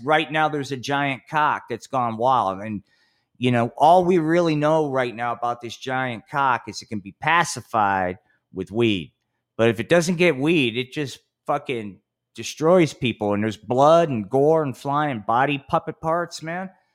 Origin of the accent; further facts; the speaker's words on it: Atlantic City, New Jersey, United States; my hometown, Atlantic City.